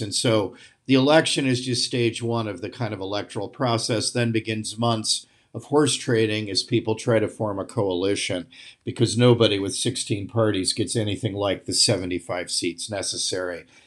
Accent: United States; also born or lived in The Hague, Netherlands; as an American used to open spaces

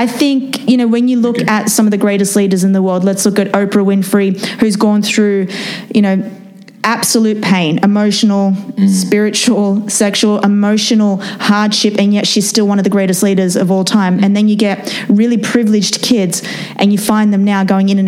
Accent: Australia; moved away as an adult; now in United States; Born and raised in Australia. I've come here now to the United States.

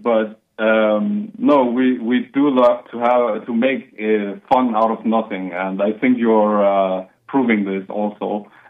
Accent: Denmark; I live in Denmark. I am fully Danish, as far as I know.

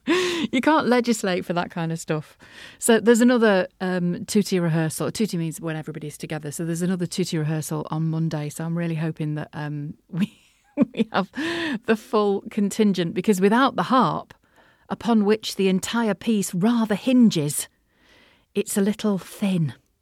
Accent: North West England, United Kingdom; accent: Liverpool; now in Merseyside, United Kingdom; And then I've got to wheel out my Liverpoolian accent, you know what I mean?

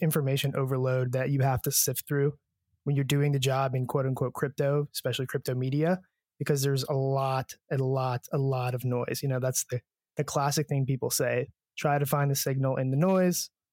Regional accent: United States

